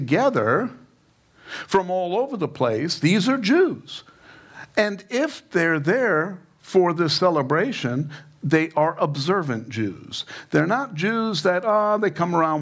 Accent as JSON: {"language": "English", "town": "New York City", "region": "New York", "country": "United States", "said": "I'm from New York"}